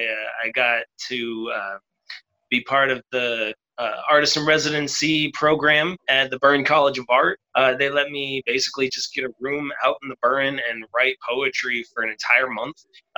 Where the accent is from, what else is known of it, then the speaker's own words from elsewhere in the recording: Portland, Maine, United States; also born or lived in Loudon, New Hampshire / Tampa, Florida; now in Dublin, Ireland; I live in Dublin currently, but I'm American. I come from Portland, Maine, just like the northeast, just above Boston. Before that, I was from Loudoun, New Hampshire, and then before that, Tampa, Florida.